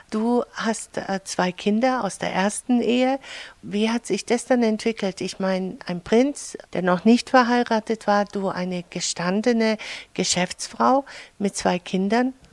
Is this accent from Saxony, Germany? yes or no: no; Mannheim, Baden-Württemberg, Germany; now in Allgäu, Germany; Ich komme aus Mannheim.